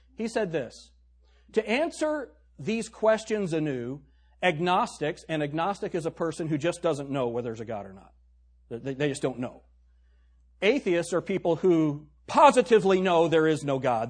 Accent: the North, United States; also born or lived in Tennessee; now in Shelby County, United States; I'm a Yankee

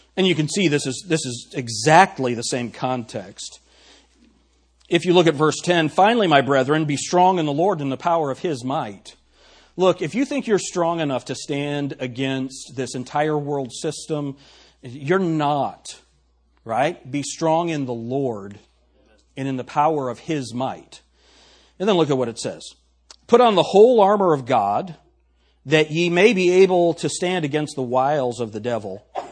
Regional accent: New York, United States; accent: New York; My New York accent

